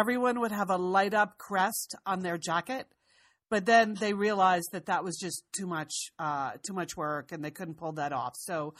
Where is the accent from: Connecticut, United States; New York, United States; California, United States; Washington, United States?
Connecticut, United States; moved away; we grew up in Connecticut